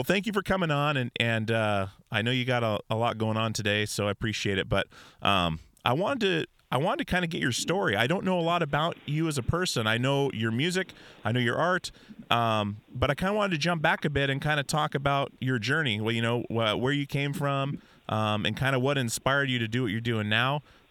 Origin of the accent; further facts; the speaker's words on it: Portland, Oregon, United States; I'm from Portland, Oregon